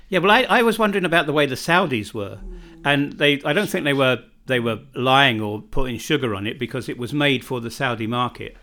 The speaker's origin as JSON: {"language": "English", "country": "United Kingdom", "tie": "born or raised there", "moved": "as an adult", "lives_now": "Čardačani, Bosnia and Herzegovina"}